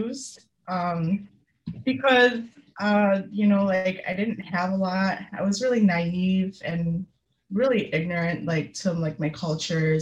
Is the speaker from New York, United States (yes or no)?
yes; Utica, New York, United States; I grew up in Utica, New York